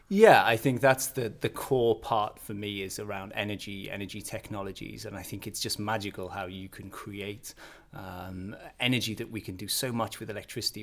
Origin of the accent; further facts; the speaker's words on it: the north of England, United Kingdom; moved away as an adult; now in Billund, Denmark; I come from a, a small town in northern England